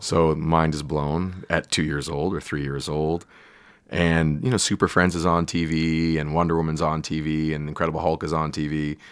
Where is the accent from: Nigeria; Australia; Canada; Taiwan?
Canada; I'm Canadian